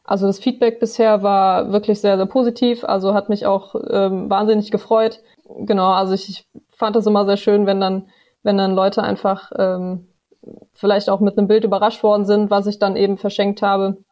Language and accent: German; Bad Neuenahr-Ahrweiler, Rhineland-Palatinate, Germany; moved away as an adult; now in Marburg, Germany; ich komme ursprünglich aus Ahrweiler, bin da geboren, aufgewachsen, meine Familie lebt dort